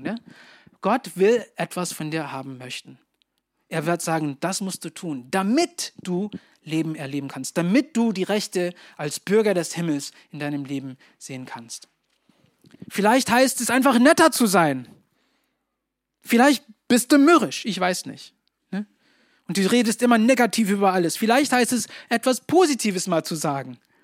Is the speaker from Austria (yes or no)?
no; Germany; als Deutsche